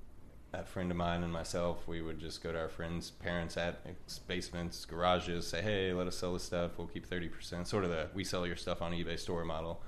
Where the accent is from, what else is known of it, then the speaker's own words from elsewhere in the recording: Louisville, Kentucky, United States; Raised right here in Louisville, Kentucky